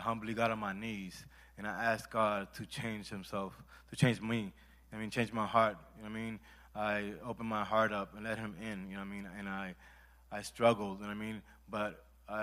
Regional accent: Puerto Rico; I'm from Puerto Rico

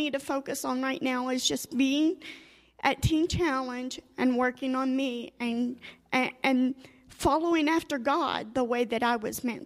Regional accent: Cookeville, Tennessee, United States; moved away as an adult; I come up from Cookeville, Tennessee

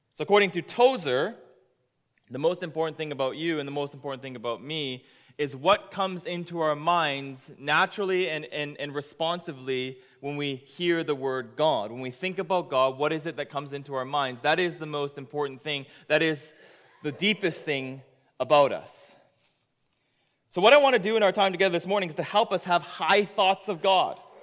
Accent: Japan; now in Canada; I am from Japan, but I'm a proud Canadian

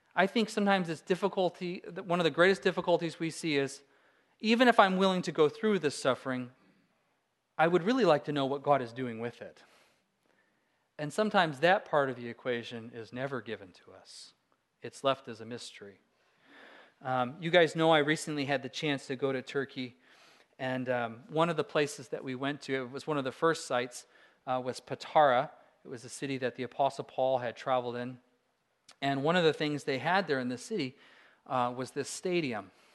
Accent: Alaska, United States; I'm a Christian from Alaska

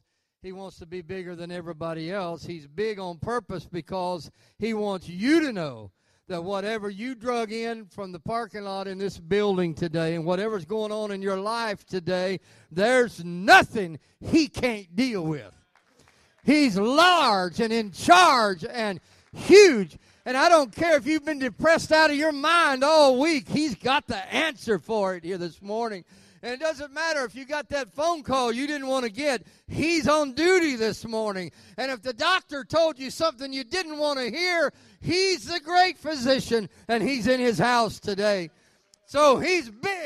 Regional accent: Arkansas, United States; I'm from Arkansas

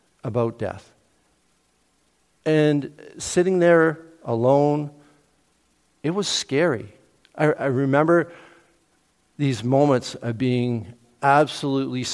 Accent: Cambridge-Brantford area, Ontario, Canada; now in Peterborough, Canada; I grew up in the Cambridge-Brantford area

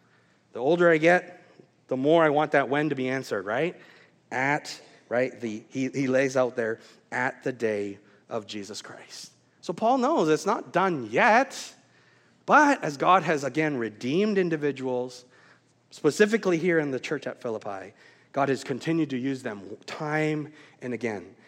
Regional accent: Vancouver, British Columbia, Canada; moved away as an adult; also born or lived in Wisconsin; I moved from Vancouver area, Canada, and then I did my Bible college years in Wisconsin.

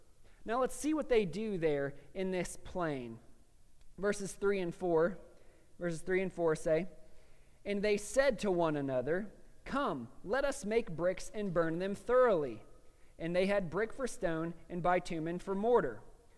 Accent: Chattanooga, Tennessee, United States; born there; I was born in Chattanooga, just down the road at, you know, Park Ridge East, and so I'm supposed to be a Southern boy

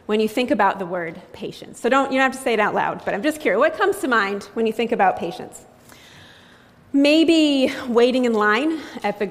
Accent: Framingham, Massachusetts, United States; now in Worcester, United States; I'm a lifelong resident of Massachusetts. I grew up in Framingham

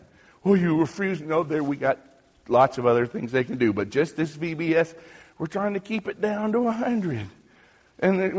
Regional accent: United States; moved away as an adult; now in Haiti; I'm an American. I'm not Haitian

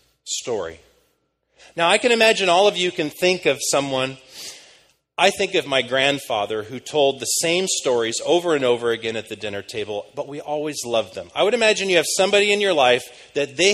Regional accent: United States; moved away as an adult; now in London, United Kingdom

